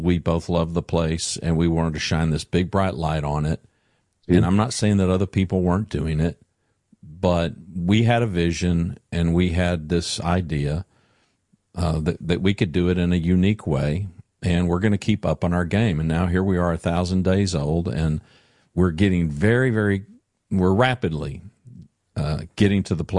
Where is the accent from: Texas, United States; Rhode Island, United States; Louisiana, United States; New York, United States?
Louisiana, United States; I grew up in Louisiana, and I grew up around big, tall pine trees and whatnot. But, yeah, ain't no mountains in Louisiana.